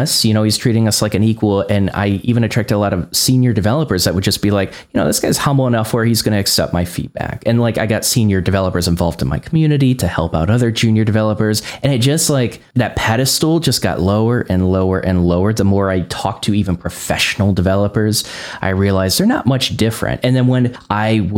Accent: Northwest Indiana, United States; I grew up in Northwest Indiana and I was trying to find a developer job while I was learning in Northwest Indiana

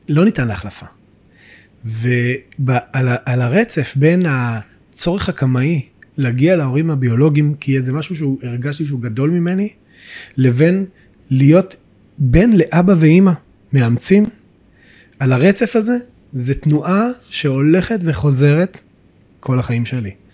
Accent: Beit El, West Bank, Israel; also born or lived in Jerusalem; גדלתי בבית אל.

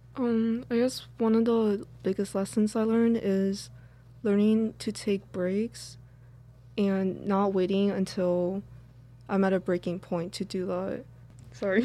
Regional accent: New York City, New York, United States; also born or lived in Manhattan; we're from New York City, like, the Manhattan area, and we grew up in Brooklyn, too

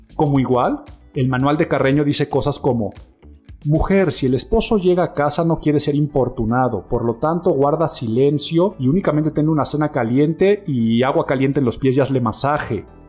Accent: Mexico

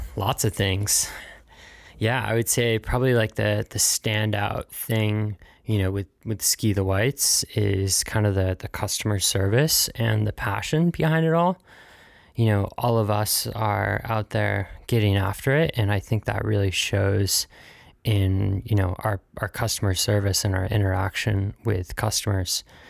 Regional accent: Pittsfield, Massachusetts, United States; also born or lived in South Carolina; I was born in South Carolina, where I grew up, I don't know, seven years or so before moving up here to the Northeast. And, uh, Pittsfield, Massachusetts was my home

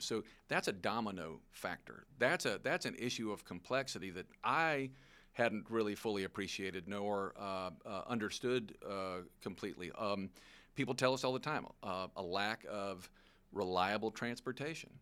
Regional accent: Long Beach, Mississippi, United States; I grew up in Long Beach, Mississippi. That's, that's my hometown, um, where I spent the formative years of my life.

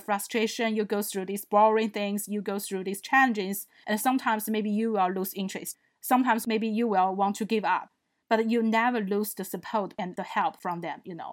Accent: China; moved away; I come from China.

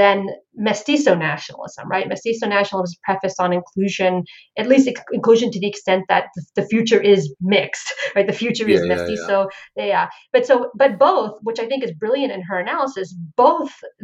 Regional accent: Florida, United States; now in Charlotte, United States; growing up in Florida

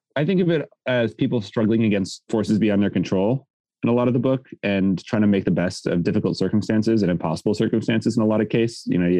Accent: Culver City, California, United States; Yeah, I'm from Culver City.

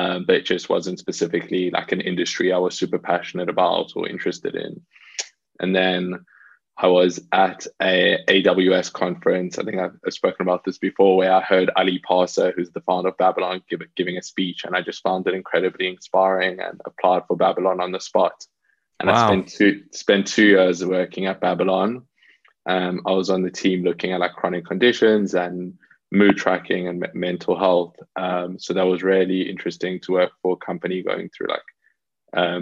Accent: South Africa; moved away as an adult; now in London, United Kingdom; I was actually born and raised in South Africa, and lived there until I was around 18 years old, then moved to London to come to uni.

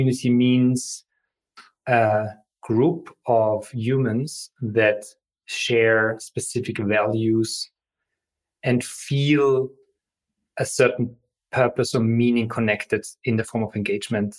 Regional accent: Austria; moved away; I come from Austria, so German board games are a big part of our tradition. We grow up playing with each other.

